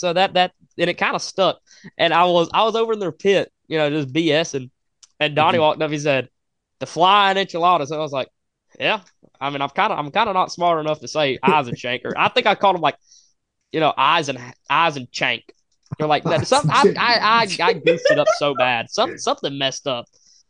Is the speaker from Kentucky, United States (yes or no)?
yes; Kentucky, United States; I was a kid from Kentucky.